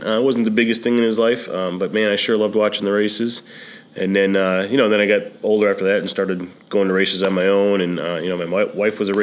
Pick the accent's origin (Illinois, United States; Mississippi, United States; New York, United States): Illinois, United States; South Holland; also born or lived in Beecher, Illinois; I grew up in South Holland, so south suburbs of Chicago. Lived there all my kid life